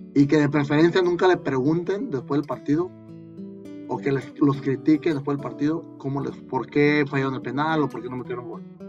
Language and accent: Spanish; Mexico